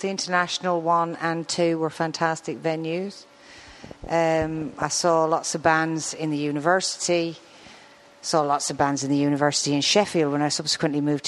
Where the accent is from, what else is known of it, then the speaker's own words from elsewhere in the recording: Arklow, Leinster, Ireland; moved away; also born or lived in Manchester; Arklow, which is where I'm from